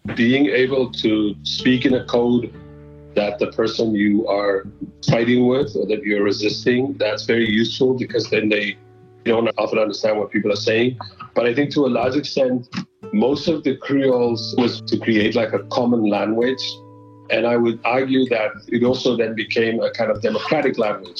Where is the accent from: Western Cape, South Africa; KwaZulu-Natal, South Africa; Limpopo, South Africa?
Western Cape, South Africa; Cape Town; moved away as an adult; now in New York, United States; I am originally from Cape Town. um, in South Africa, where I was born and grew up